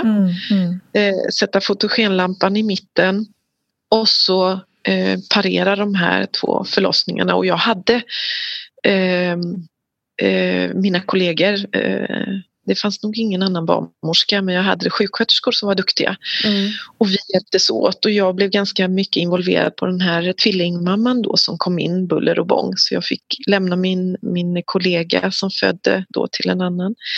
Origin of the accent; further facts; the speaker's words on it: Sweden; jag är ju en svensk kvinna jag har fött mina barn i Sverige